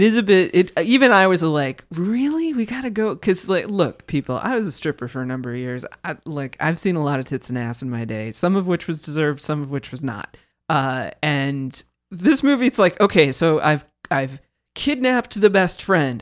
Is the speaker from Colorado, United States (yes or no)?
no; Kansas, United States; I grew up in Kansas.